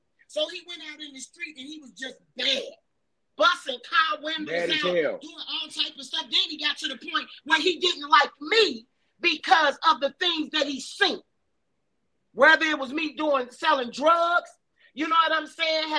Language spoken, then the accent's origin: English; Chicago, Illinois, United States; also born or lived in Riverdale, Chicago; I was born in Augel Gardens